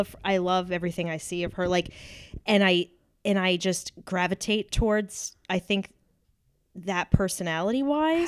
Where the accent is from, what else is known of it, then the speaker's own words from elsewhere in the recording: New Hampshire, United States; I'm from New Hampshire as well.